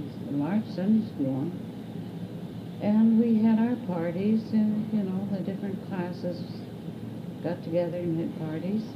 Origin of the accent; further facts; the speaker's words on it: Toronto, Ontario, Canada; also born or lived in Scotland; I was born in Scotland and came as a child of five to Toronto. And then we moved to Etobicoke, Islington as it was known then, when in 1912